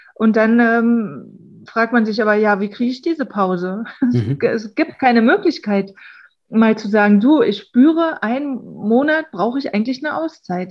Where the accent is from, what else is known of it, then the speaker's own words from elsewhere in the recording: Berlin, Germany; wir kommen aus Berlin